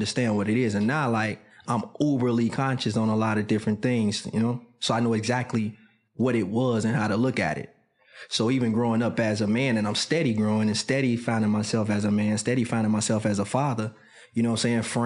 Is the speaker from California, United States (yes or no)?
no; Chicago, Illinois, United States; moved away; Being a young man growing up in Chicago was an amazing time.